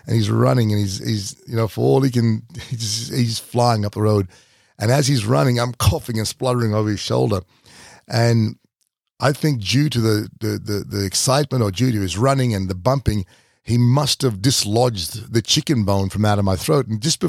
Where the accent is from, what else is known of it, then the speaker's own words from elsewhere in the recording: Doomadgee, Queensland, Australia; And this was the house, my first house that I grew up in Doomadgee.